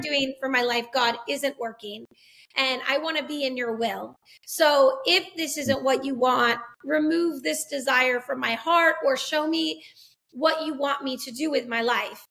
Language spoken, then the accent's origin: English; Massachusetts, United States; moved away as an adult; also born or lived in Los Angeles, California / Albuquerque, New Mexico; Andrea and I actually grew up as ministers' kids in Massachusetts.